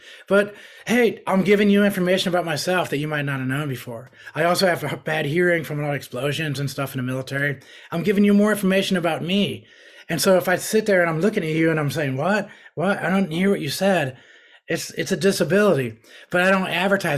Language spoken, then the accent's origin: English; New York, United States; I grew up in New York.